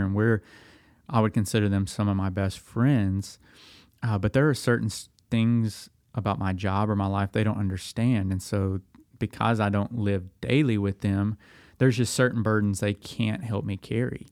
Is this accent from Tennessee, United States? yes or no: yes; Dickson, Tennessee, United States; now in Lexington, Tennessee, United States; I'm from Middle Tennessee. I grew up in Dixon